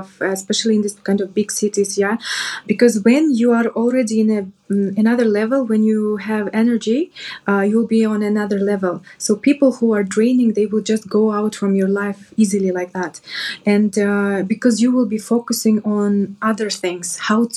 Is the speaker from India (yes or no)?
no; Kyrgyzstan; now in Dubai, United Arab Emirates; I'm from Kyrgyzstan